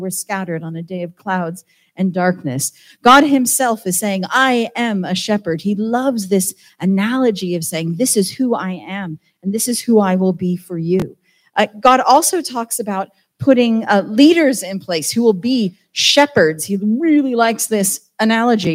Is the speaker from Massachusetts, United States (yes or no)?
no; Southern California, United States; now in Wales, United Kingdom; I'm from Southern California